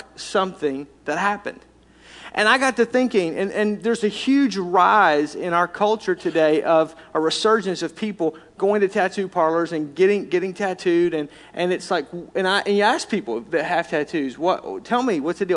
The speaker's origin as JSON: {"language": "English", "region": "Arkansas", "country": "United States", "tie": "born or raised there", "said": "I was raised in Arkansas, if you couldn't tell by my accent"}